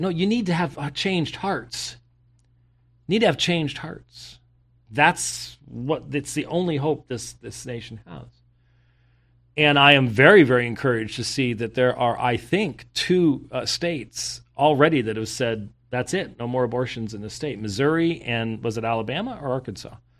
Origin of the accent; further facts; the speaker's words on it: Scotland, United Kingdom; I'm Scottish